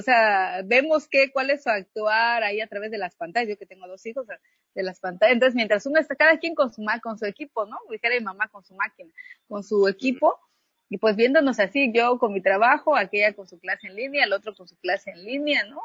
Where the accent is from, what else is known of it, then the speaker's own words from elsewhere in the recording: Unión Hidalgo, Oaxaca, Mexico; yo soy originaria de Unión Hidalgo, de origen zapoteca